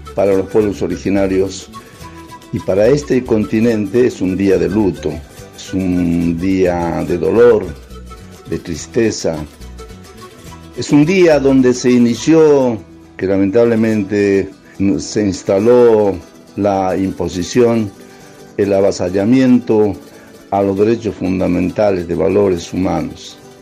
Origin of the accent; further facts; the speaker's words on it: Bolivia; now in Argentina; soy boliviano por el país en que nací y también soy un argentino por el país que adopté